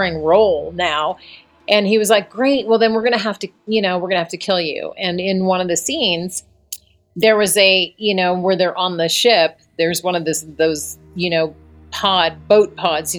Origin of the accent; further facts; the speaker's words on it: Colorado, United States; I was a senior in high school and I grew up in Colorado